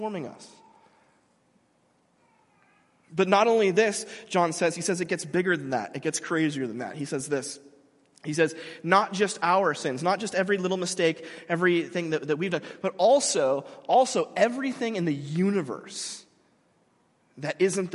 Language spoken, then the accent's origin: English; Mission Viejo, California, United States; moved away as an adult; I grew up in Mission Viejo.